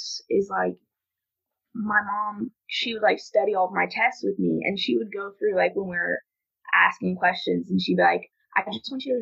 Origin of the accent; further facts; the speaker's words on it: Owensboro, Kentucky, United States; I'm from Owensboro, which is, like, a lot smaller. So most people here are Catholic anyways